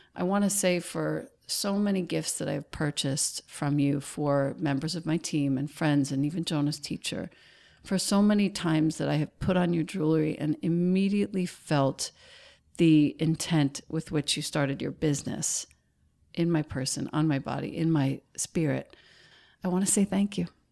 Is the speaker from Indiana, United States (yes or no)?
no; Rockville Centre, New York, United States; I grew up in Rockville Center